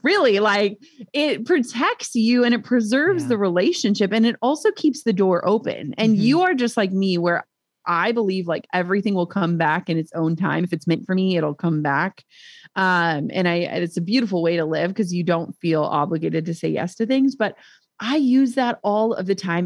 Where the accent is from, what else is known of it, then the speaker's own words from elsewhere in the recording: Minnesota, United States; we're from Minnesota